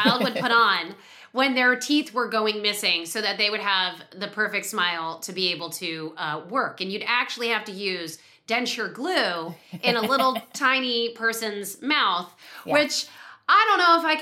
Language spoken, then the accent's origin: English; New York City, New York, United States; also born or lived in California; growing up in the New York child actor world